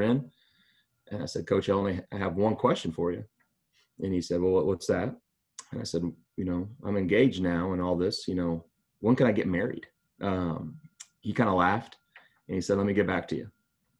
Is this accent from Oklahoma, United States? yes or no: yes; Oklahoma, United States; moved away as an adult; also born or lived in Pittsburg, Kansas; now in Ypsilanti, United States; I grew up in Oklahoma